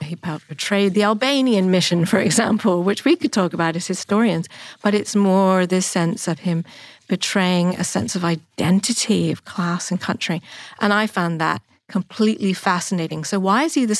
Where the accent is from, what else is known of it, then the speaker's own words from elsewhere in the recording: England, United Kingdom; I'm an American, happen to grow up in England